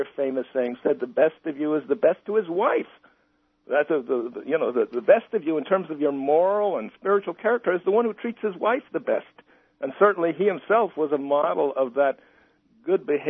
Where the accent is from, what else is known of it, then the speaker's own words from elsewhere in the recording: United States; also born or lived in Iran; I said, America